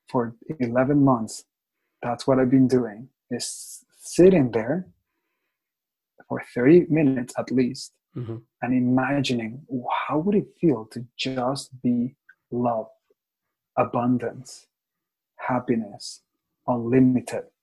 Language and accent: English; Mexico; English is a second language; now in Toronto, Canada; Right. I am from Mexico. I speak Spanish and English. I live in Toronto.